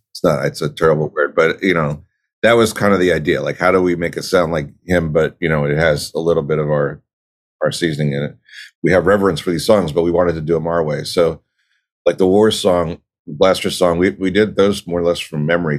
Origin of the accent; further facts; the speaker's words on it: Philadelphia, Pennsylvania, United States; moved away; also born or lived in Los Angeles; I grew up in Philadelphia, I moved to L A.